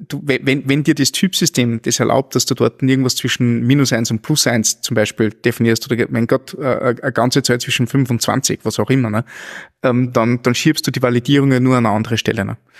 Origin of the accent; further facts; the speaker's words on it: near Linz, Upper Austria, Austria; ich komme aus der Nähe, Nähe von Linz